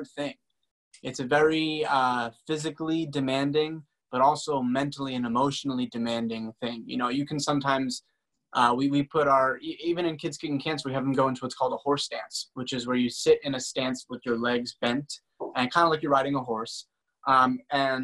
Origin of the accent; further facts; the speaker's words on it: Boston, Massachusetts, United States; I'm from Boston. I grew up in like a small suburban town